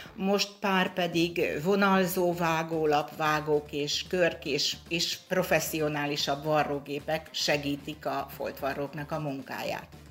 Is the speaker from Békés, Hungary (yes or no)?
yes; Orosháza, Békés, Hungary; én orosházi vagyok